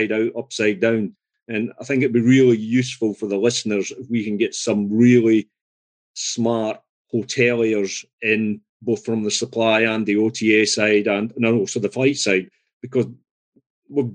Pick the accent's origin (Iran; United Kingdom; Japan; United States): United Kingdom; Scotland; I'm Scottish.